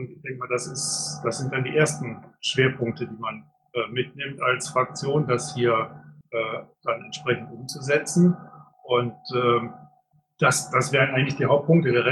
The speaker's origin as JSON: {"language": "German", "town": "Düsseldorf", "region": "North Rhine-Westphalia", "country": "Germany", "said": "weil ich tatsächlich als Düsseldorfer mit meiner äh, halt hier von um die Ecke komme"}